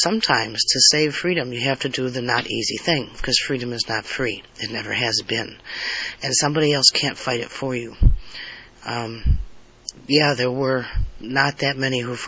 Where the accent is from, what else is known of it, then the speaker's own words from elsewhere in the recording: United States; I was born an American, I've lived as an American, and I will die as an American